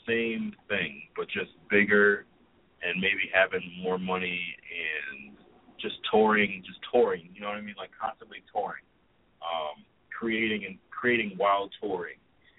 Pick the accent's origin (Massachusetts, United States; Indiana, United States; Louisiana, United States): Massachusetts, United States; Springfield; I remember growing up in Springfield, Mass., and, like, my dad worked at Hartford, so I would kind of follow both.